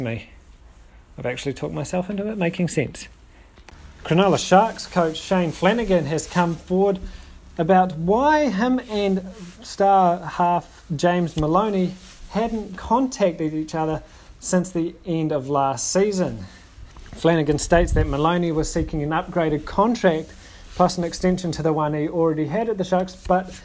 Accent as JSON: {"language": "English", "country": "New Zealand", "said": "being a New Zealander and a Kiwis fan"}